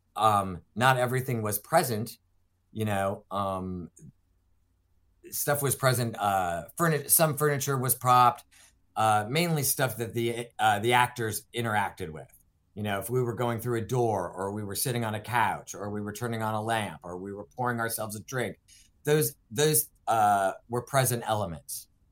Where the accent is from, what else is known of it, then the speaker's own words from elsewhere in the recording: Ohio, United States; moved away as an adult; also born or lived in Los Angeles / Minneapolis / Florida; I grew up in the Midwest, in Ohio, on a dairy farm